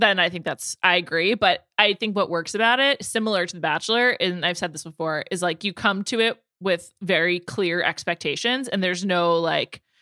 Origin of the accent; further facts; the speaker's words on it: New York City, New York, United States; also born or lived in Chicago / Los Angeles; I am a native New Yorker